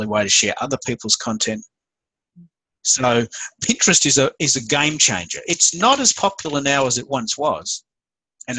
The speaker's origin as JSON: {"language": "English", "country": "Australia", "accent": "Aussie", "said": "I'm the Aussie Twitter guy. I speak with an Aussie accent"}